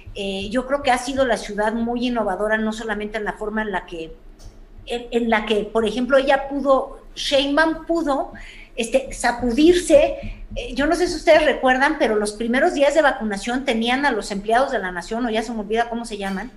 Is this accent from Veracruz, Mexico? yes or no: no; Mexico City, Mexico; como chilanga que soy